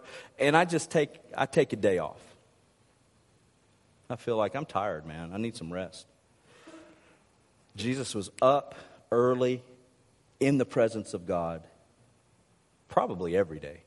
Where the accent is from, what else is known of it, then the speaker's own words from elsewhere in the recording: Mississippi, United States; now in Arkansas, United States; I might live in Arkansas, but I was raised in Mississippi.